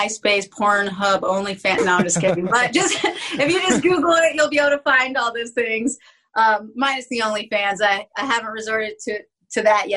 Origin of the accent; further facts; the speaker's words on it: Philadelphia, Pennsylvania, United States; now in Phoenix, United States; I'm from Philly originally